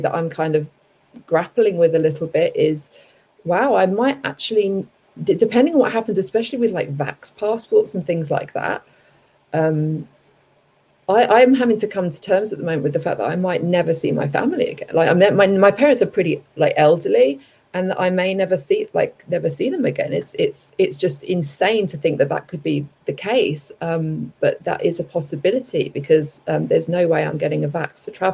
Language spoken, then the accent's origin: English; London, United Kingdom; moved away as an adult; also born or lived in Cape Town, South Africa / southern Spain / Bali, Indonesia / Los Angeles, United States; now in United States; I grew up in London, everyone might be able to tell from my accent.